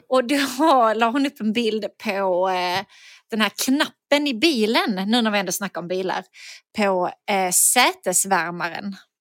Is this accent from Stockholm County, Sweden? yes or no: no; Skåne, Sweden; accent: Skånska; för mig som skåning